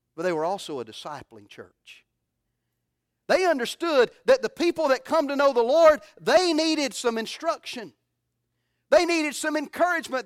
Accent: Alabama, United States; moved away; I'm from Alabama

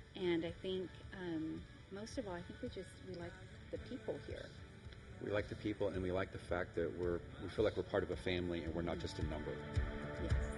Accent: San Antonio, Texas, United States; we we're all from San Antonio here

